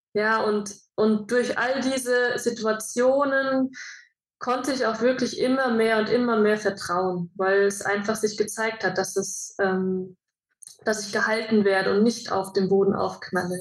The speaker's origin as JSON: {"language": "German", "country": "Germany", "tie": "born or raised there", "moved": "as an adult", "said": "ich bin in Deutschland geboren"}